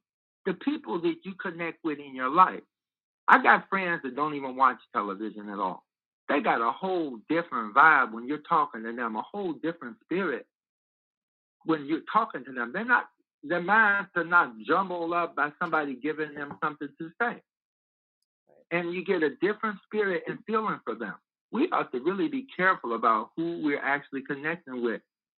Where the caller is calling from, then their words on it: Chicago, Illinois, United States; I'm calling from Chicago.